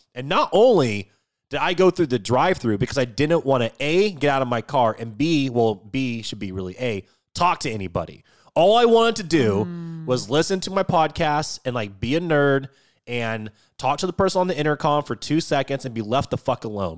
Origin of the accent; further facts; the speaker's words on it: Washington, United States; moved away; I grew up in Washington State, and growing up, we ate a lot of halibut and a lot of salmon